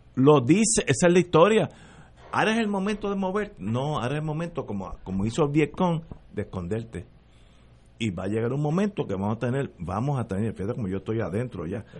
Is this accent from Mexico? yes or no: no; Puerto Rico; Yo soy puertorriqueño.